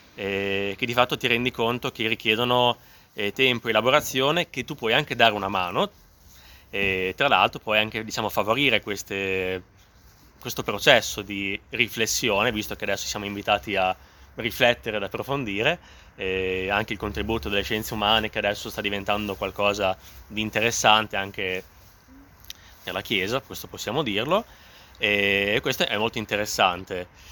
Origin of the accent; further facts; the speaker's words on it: Modena, Emilia-Romagna, Italy; sono emiliano, vengo da, da Modena, quindi sono anch'io nord Italia e vengo da un contesto di campagna